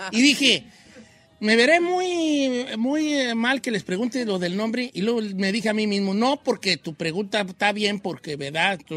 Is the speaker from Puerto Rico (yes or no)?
no; Tijuana, Baja California, Mexico; Sí, yo, soy, yo sí soy de Tijuana.